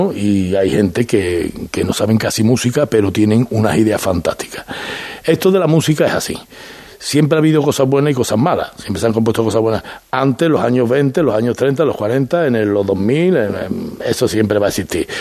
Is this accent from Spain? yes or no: yes; Seville, Andalusia, Spain; como sevillano